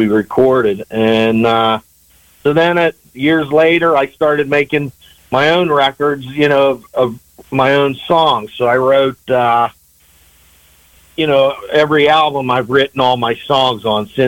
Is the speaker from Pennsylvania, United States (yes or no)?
yes; east of Pittsburgh, Western Pennsylvania, United States; moved away as an adult; also born or lived in Macon, Georgia; I grew up in Western Pennsylvania, east of Pittsburgh